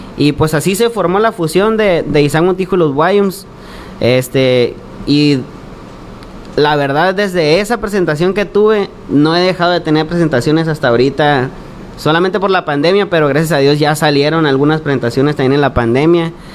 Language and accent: Spanish; Navojoa, Sonora, Mexico; somos del pueblo de los Guayums, Navajoa, Sonora. Este, pues ahí toda mi infancia ahí me la pasé